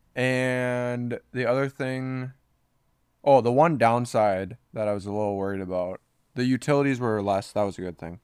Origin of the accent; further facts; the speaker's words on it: Minnesota, United States; now in Kansas City, United States; we're from Minnesota